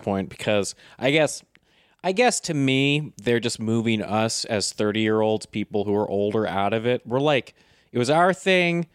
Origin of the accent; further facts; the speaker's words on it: United States; I've just been so hardcore about being an American my whole life